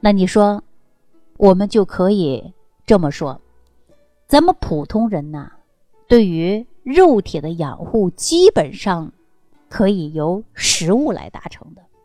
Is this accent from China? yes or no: yes; China; 最适合我们中国人调养脾胃